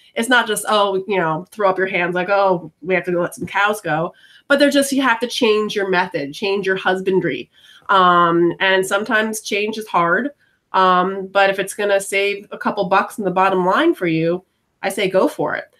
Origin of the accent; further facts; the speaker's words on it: New York, United States; growing up in New York